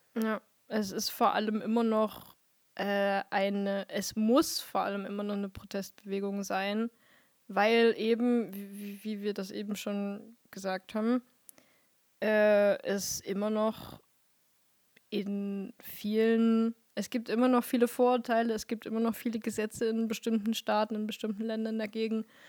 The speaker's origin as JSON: {"language": "German", "region": "Vogtland", "country": "Germany"}